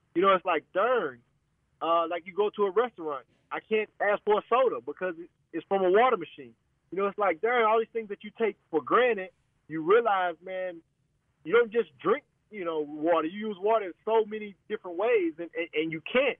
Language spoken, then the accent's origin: English; United States; as an American